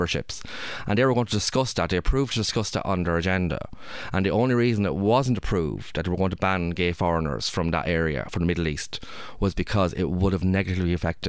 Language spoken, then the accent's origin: English; Ireland; I'm from Ireland